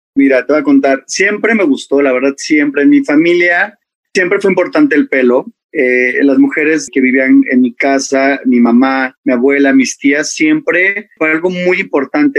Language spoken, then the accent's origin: Spanish; Mexico City, Mexico; soy de la Ciudad de México